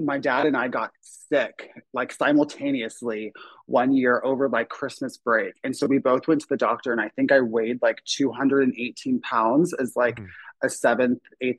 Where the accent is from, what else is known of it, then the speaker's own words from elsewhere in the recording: Apopka, Florida, United States; now in Los Angeles, United States; Just outside of Orlando in a town called Apopka.